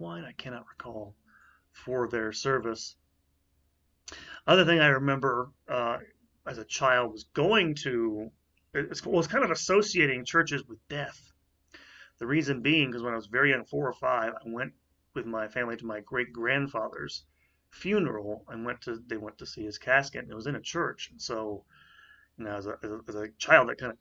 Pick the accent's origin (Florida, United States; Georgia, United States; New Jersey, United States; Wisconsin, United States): Florida, United States; Tampa; I grew up in what I would think as a sort of more or less standard suburban middle class home in Tampa until I was about 10 years old